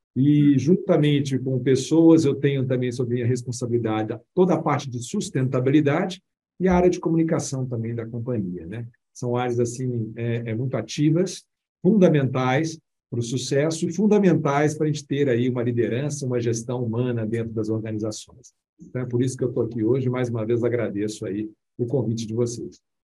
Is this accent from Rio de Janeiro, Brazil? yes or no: no; Belo Horizonte, Minas Gerais, Brazil; accent: mineiro; moved away as an adult; now in São Paulo, Brazil; mineiro, vocês vão perceber aí no bate-papo aqui nosso, o meu sotaque mineiro, que eu amo tanto, minha Minas Gerais, nascido em Belo Horizonte.